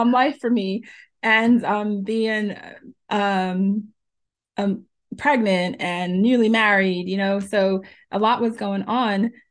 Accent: New Jersey, United States; also born or lived in Jamaica; I was born in Jamaica, and I was raised in New Jersey since I was four years old

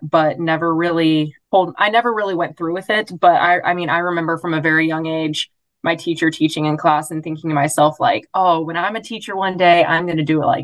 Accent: Joplin, Missouri, United States; I'm from Joplin, Missouri

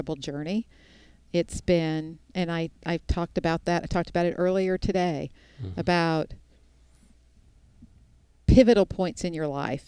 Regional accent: Houston, Texas, United States; the little girl born and raised in Houston, Texas

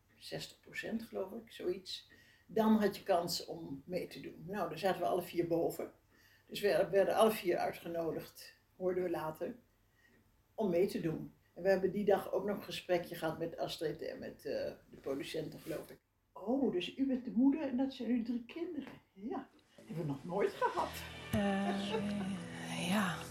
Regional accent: Netherlands; als Nederlander

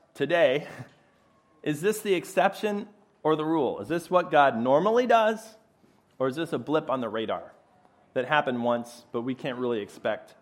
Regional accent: Chicago, Illinois, United States; moved away as an adult; now in Philadelphia, United States; I'm originally a Chicago boy

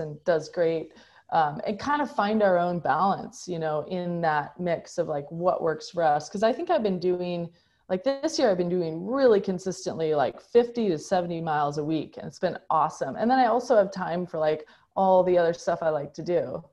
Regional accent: United States; as a American

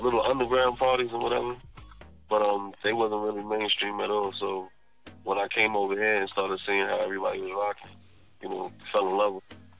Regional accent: New York City, New York, United States; now in New Jersey, United States; I was born in Queens, New York.

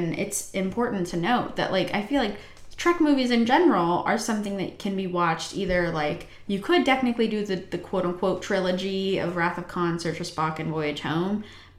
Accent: Colorado, United States; we're from Colorado

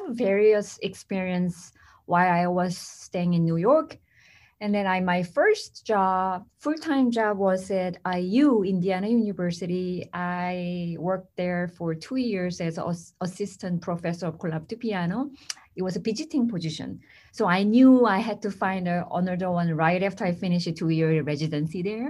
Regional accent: South Korea; moved away as an adult; now in United States; I came from South Korea

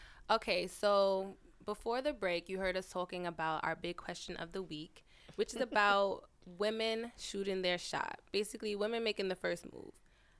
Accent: New York City, New York, United States; You know we're from Queens, too?

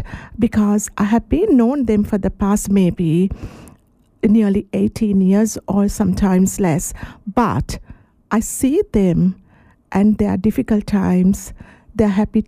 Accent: Sri Lanka; moved away as an adult; now in Shepparton, Australia; I'm actually originally from Sri Lanka

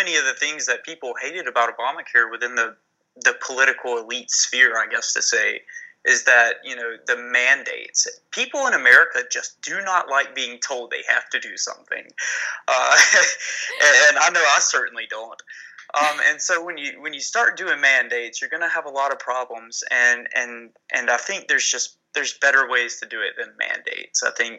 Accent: the South, United States; accent: southern; my southern accent is coming out way too thickly

